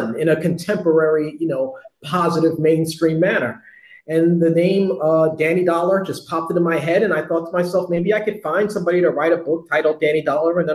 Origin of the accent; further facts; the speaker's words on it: New York City, New York, United States; I'm a kid from the Bronx who grew up on hip hop